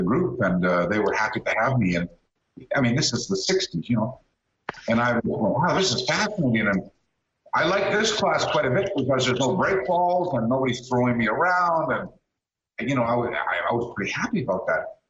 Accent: Canada; accent: Canadian; also born or lived in Brisbane, Australia; now in Los Angeles, United States; I grew up in Canada.

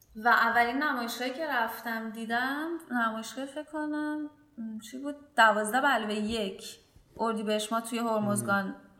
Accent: Bandar Abbas, Hormozgan, Iran; من توی بندرباس به دنیا آمدم و همینجا شروع به کار کردم

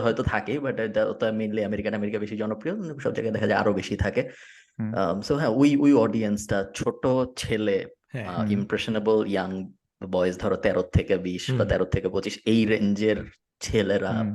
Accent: Bangladesh; moved away as an adult; আমি ছয় বছর হয়েছে বাংলাদেশ থাকি না

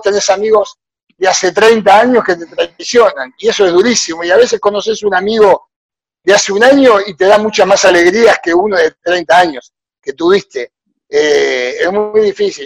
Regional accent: Argentina; moved away as an adult; now in Honduras; hago lo mismo que hacía en Argentina

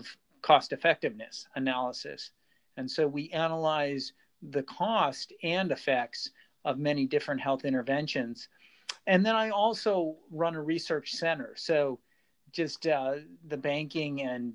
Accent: Green Bay, Wisconsin, United States; moved away as an adult; also born or lived in Chicago, Illinois; now in Encinitas, United States; I grew up in Green Bay, Wisconsin

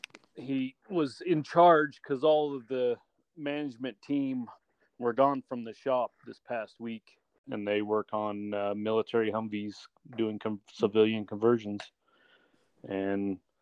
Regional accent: Union City, California, United States; moved away; I actually grew up in Union City.

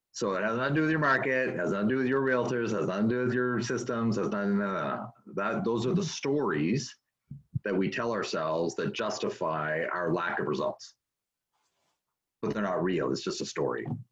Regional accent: Canada; moved away as an adult; also born or lived in United States; now in California, United States; born and raised in Canada, moved to the United States in 1999

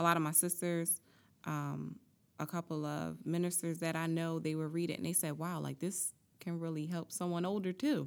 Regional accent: Atlantic City, New Jersey, United States; I'm from Atlantic City, born and raised

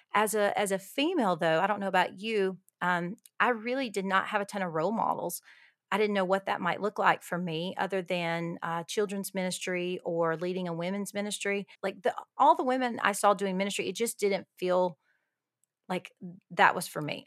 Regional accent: Alabama, United States; moved away as an adult; also born or lived in Costa Rica; now in El Paso, United States; I am from Alabama, g, uh, born and raised in Alabama, lived in the South my whole life until now

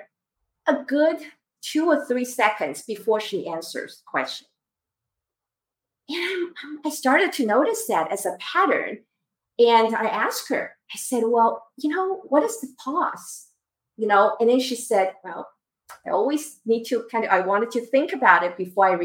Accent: Taiwan; moved away; I grew up in Taiwan.

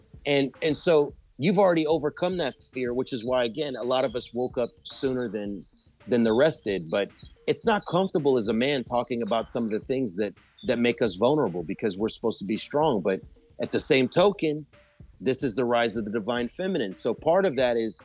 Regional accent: Galveston, Texas, United States; now in Sri Lanka; where I was born in Galveston

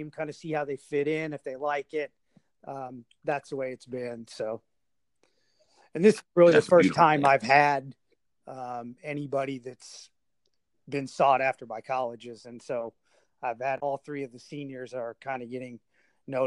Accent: Nebraska, United States; moved away as an adult; also born or lived in Louisville, Kentucky; now in Oklahoma, United States; after high school, I went to work for company my dad had worked for. I moved from Nebraska to Louisville, Kentucky

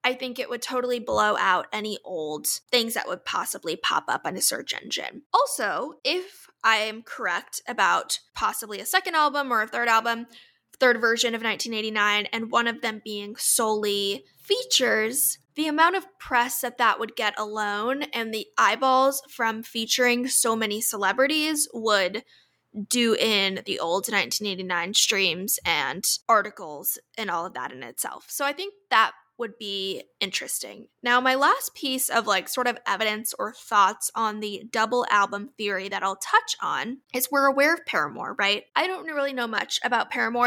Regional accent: Orlando, Florida, United States; moved away; my hometown in Orlando

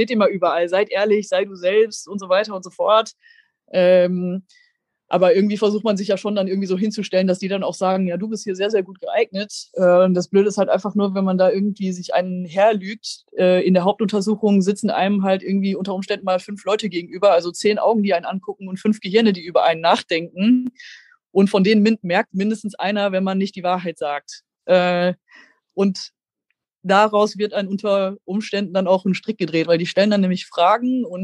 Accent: North Rhine-Westphalia, Germany; ich komme aus dem Ruhrgebiet und da war eine ganze Gruppe aus dem Ruhrgebiet, die quasi dann alle mit dem Zug dahin gefahren sind

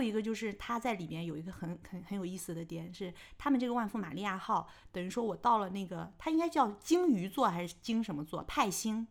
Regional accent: China; 我们中国人

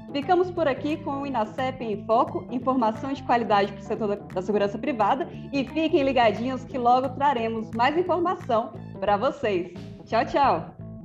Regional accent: Minas Gerais, Brazil; lá na minha terra, Minas Gerais

